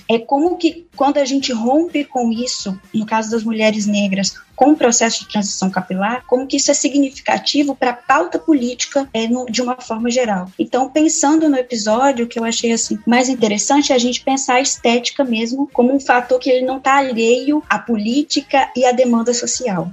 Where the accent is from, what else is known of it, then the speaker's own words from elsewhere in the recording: Espírito Santo, Brazil; eu sou estudante de História pela Universidade Federal do Espírito Santo, capixaba